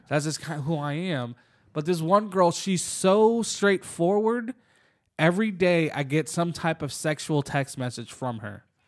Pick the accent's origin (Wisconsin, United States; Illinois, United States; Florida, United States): Florida, United States; Jacksonville; we're from Jacksonville